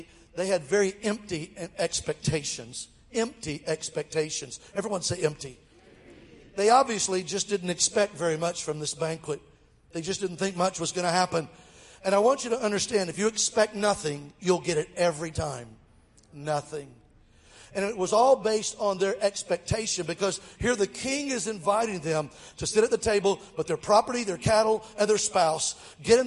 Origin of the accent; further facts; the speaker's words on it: Mobile, Alabama, United States; Mobile, my hometown, Alabama